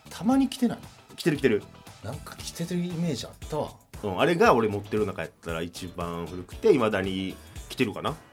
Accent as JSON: {"language": "Japanese", "town": "Amagasaki", "region": "Hyogo", "country": "Japan", "tie": "born or raised there", "moved": "yes", "said": "…30歳尼崎出身です"}